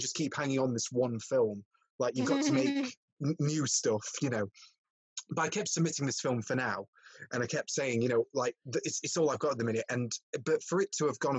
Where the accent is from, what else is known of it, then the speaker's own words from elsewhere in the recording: Worksop, East Midlands, United Kingdom; moved away as an adult; also born or lived in Bradford; I was from Worksop, so I was from a bit far south. You know, with my accent and everything